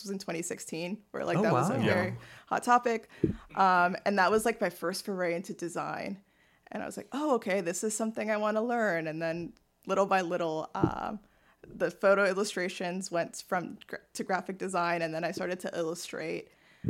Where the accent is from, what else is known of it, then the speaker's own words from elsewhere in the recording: Westchester, New York, United States; because I'm from Westchester.